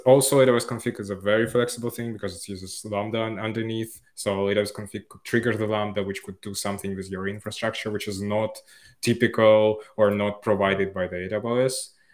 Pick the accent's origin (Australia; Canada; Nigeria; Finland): Finland; moved away as an adult; now in Barcelona, Spain; I'm from Finland